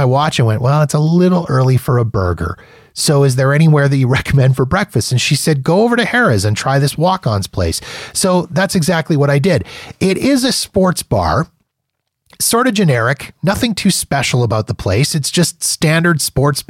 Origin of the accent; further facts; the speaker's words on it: Canada; when you're a Canadian and you're in the US